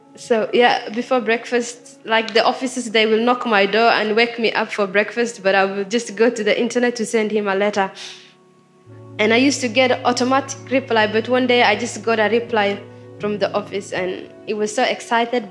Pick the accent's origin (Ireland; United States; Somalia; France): Somalia; now in Sydney, Australia; I'm from Somalia. I came to Australia 2013 by boat